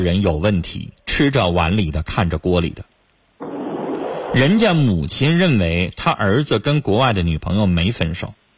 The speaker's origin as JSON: {"language": "Chinese", "country": "China", "said": "是我们中国人的良心。"}